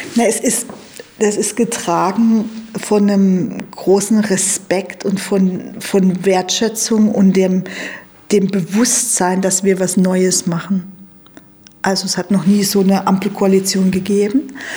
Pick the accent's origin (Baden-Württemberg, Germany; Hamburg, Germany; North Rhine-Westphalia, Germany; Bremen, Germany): Baden-Württemberg, Germany; a village in; Also ich bin klar in Armut aufgewachsen, ähm, allerdings auf dem Dorf